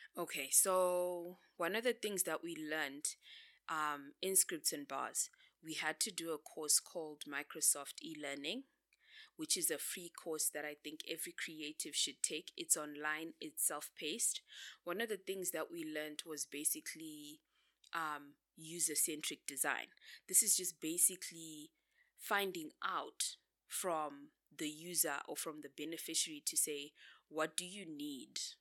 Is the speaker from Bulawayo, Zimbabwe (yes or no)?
yes; Bulawayo, Zimbabwe; moved away as an adult; now in Harare, Zimbabwe; I grew up in Bulawayo. and then I moved to Harare